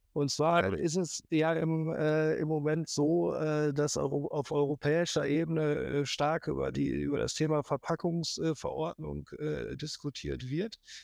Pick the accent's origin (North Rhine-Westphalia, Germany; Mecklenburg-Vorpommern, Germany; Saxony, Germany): North Rhine-Westphalia, Germany; Münster; nach Münster, wo ich herkomme